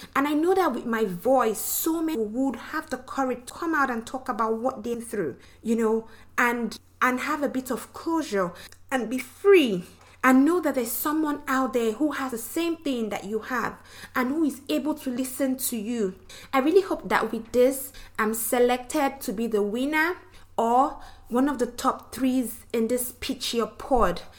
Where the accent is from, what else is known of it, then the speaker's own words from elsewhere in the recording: Nigeria; now in Louisiana, United States; I'm from Nigeria, the western part of Africa. But I currently live in Louisiana with my husband.